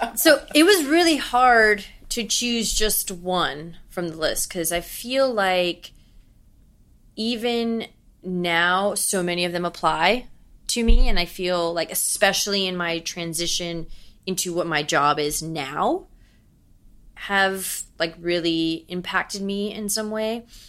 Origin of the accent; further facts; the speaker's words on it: Miami, Florida, United States; moved away as an adult; now in New York City, United States; I was the Cuban from Miami who has so much of her home that she misses and she's gonna bring to New York City